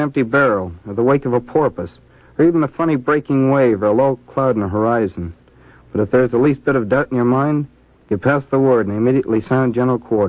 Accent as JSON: {"language": "English", "town": "Wickliffe", "region": "Ohio", "country": "United States", "said": "Wycliffe, Ohio. That's just east of Cleveland"}